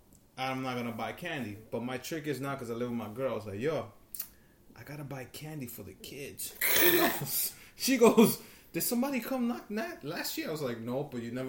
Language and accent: English; New York, United States; moved away as an adult; now in Cliffside Park, New Jersey, United States; I grew up in New York.